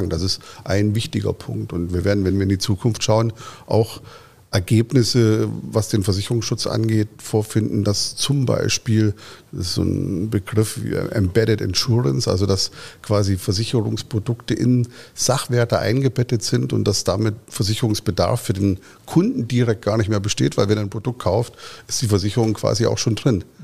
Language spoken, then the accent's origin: German; Dortmund, North Rhine-Westphalia, Germany; All das erwarte ich in der Weiterentwicklung auch von meiner Heimatstadt Dortmund.